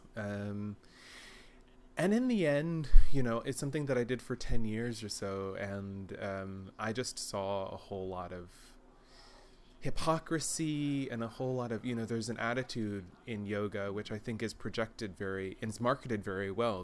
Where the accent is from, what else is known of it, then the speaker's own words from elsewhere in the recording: Texas, United States; now in Germany; I grew up in Texas as well